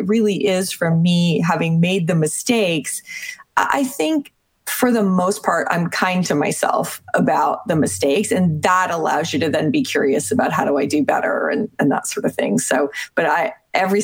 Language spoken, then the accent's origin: English; Canada; I'm Canadian.